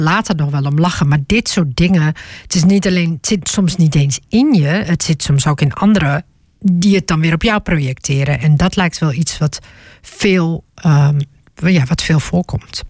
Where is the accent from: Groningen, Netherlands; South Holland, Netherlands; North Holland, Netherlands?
Groningen, Netherlands; ik kom uit Groningen